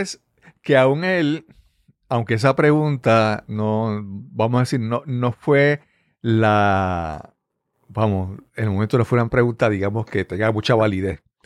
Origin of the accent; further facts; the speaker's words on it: Puerto Rico; accent: Puerto Rican; habla como boricua, habla como, puertorriqueño